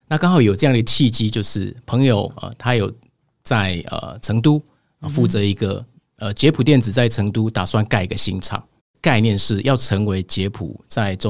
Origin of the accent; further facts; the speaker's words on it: Taiwan; 那在大陆是只有我一个台湾人，嗯，我带了三十多位，一定要先入境随俗